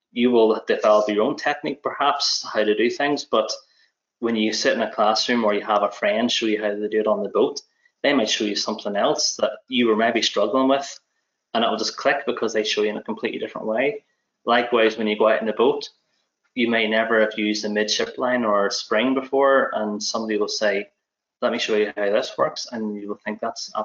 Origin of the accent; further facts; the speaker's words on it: Belfast, Northern Ireland, United Kingdom; moved away as an adult; now in Scotland, United Kingdom; I'm from Belfast originally, as you can probably tell, but I've been living over here in Scotland since 2012